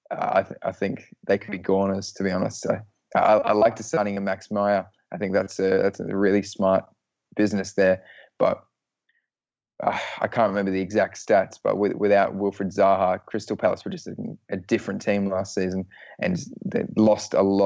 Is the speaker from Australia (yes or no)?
yes; Australia; an Australian